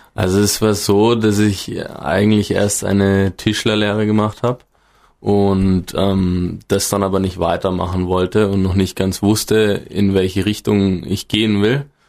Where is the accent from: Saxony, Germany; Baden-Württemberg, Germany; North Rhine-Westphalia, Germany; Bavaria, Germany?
Bavaria, Germany; northern; moved away as an adult; now in Gesäuse, Austria; ich komme aus dem Norden Bayerns, da gibt's bekanntlich nicht ganz so viele hohe Berge wie hier